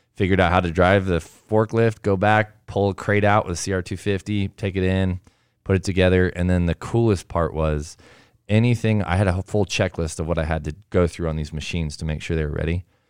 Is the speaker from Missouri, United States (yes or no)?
no; Southern California, United States; now in Alpine, Utah, United States; I grew up in Southern California